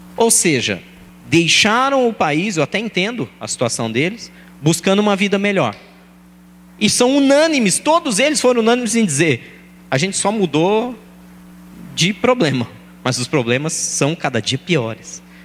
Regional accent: São Paulo, Brazil; eu nasci e fui criado em Guaianazes

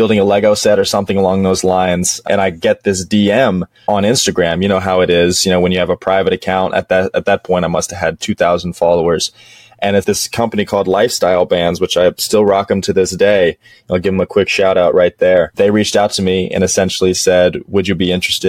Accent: Dallas, Texas, United States; also born or lived in Western Massachusetts; I'm actually from Dallas, Texas, grew up here my entire life

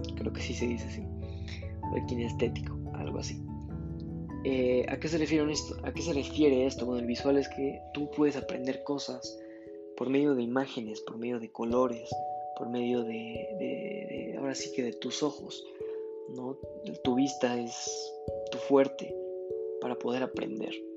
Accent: Mexico; en mi país, está muy mala yo creo que el modelo educativo, eh, no nada más en México, que es donde yo vivo

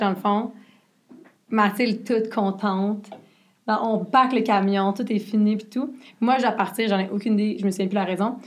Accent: Quebec, Canada; accent: Québécois; il a le même accent que moi.

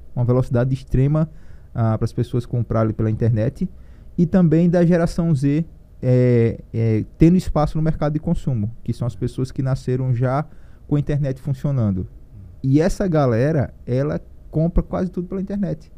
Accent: Piranhas, Alagoas, Brazil; also born or lived in Maceió; lá onde eu, eu, eu, nasci, que é próximo de Piranhas, onde tem os, os cânions de São Francisco

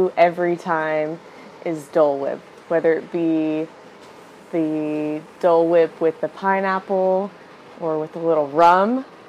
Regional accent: Indiana, United States; moved away as an adult; now in Florida, United States; So again, I'm from Indiana. Hoosier over here. Been in Florida for about 6 years now.

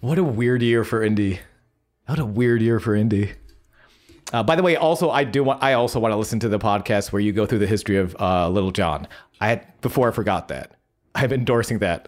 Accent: Buffalo, New York, United States; moved away; I'm from Buffalo, New York

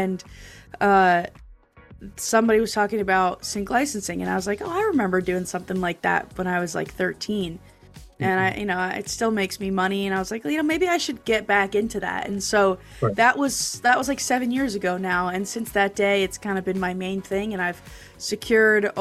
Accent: New Jersey, United States; in my hometown in New Jersey

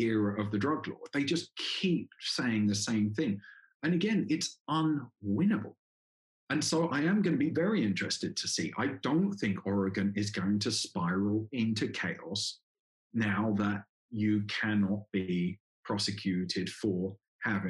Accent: England, United Kingdom; moved away as an adult; also born or lived in Colombia; Obviously, I come from England

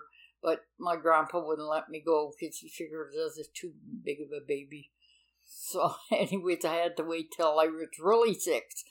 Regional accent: Lockport, Manitoba, Canada; now in Selkirk, Canada; in Lockport. I grew up in Lockport. I only moved to Selkirk a year ago

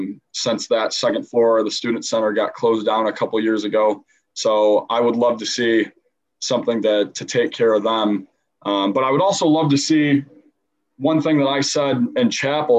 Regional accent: South Butler, New York, United States; also born or lived in Wolcott, New York; I am from, my home is South Butler, New York

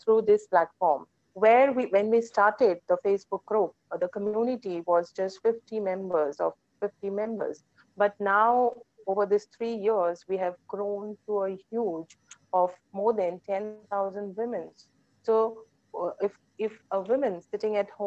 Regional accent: Goa, India; moved away as an adult; also born or lived in Pune; I am born and brought up in Goa

